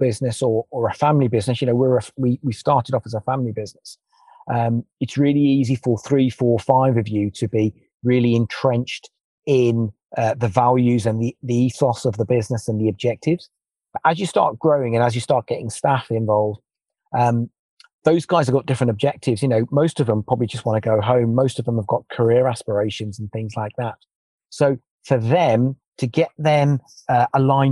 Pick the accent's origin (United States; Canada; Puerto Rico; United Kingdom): United Kingdom; just outside Birmingham, West Midlands; I was born just outside Birmingham